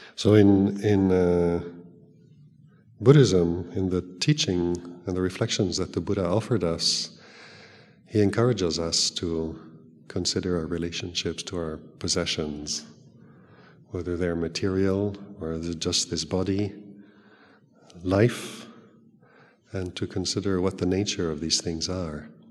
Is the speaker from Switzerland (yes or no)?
yes; Switzerland; also born or lived in Thailand; now in England, United Kingdom; I grew up in Switzerland.